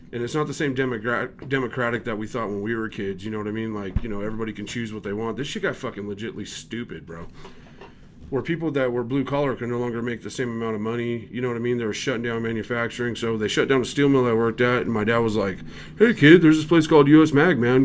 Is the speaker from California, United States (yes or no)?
yes; California, United States; now in Utah, United States; I'm from California